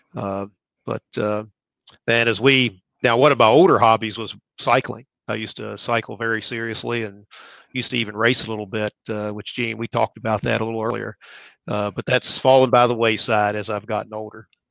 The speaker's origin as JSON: {"language": "English", "town": "Cross Lanes", "region": "West Virginia", "country": "United States", "tie": "born or raised there", "also_born_or_lived": "Nitro, West Virginia", "said": "I'm just a guy from West Virginia. I grew up in Nitro or I mean, cross lanes, but went to school, high school at Nitro, West Virginia"}